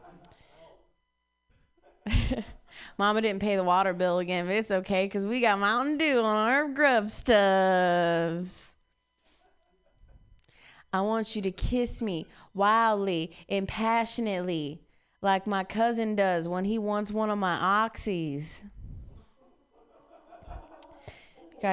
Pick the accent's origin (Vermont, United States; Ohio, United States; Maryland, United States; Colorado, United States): Ohio, United States; moved away; I'm from Ohio.